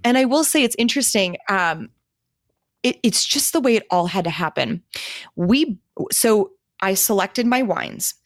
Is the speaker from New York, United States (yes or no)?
no; Milwaukee, Wisconsin, United States; moved away as an adult; also born or lived in Minnesota; now in Phoenix, United States; my hometown